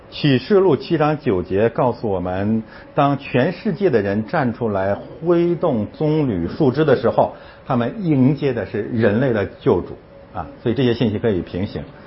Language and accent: Chinese; Northeast China, China; 我是东北人